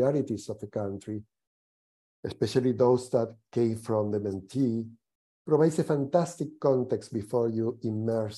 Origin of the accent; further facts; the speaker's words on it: Argentina; moved away as an adult; also born or lived in Latin America / North America / Europe; I was born in Argentina, and I had the opportunity very early in my career to work and live in various places in Latin America, North America, and Europe